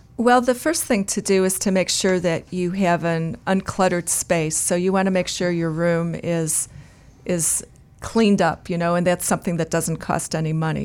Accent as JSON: {"language": "English", "area": "outside of Chicago", "region": "Illinois", "country": "United States", "tie": "born or raised there", "said": "I grew up outside of Chicago"}